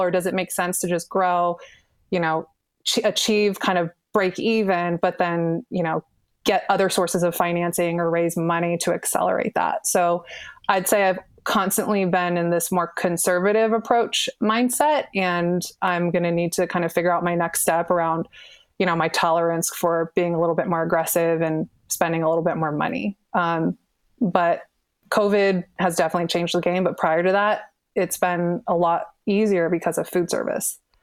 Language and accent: English; Bay Area, California, United States; I'm born and raised in the Bay Area